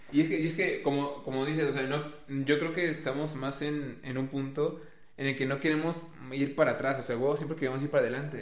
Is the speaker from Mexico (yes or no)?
yes; Mexico; por ser mexa y prieto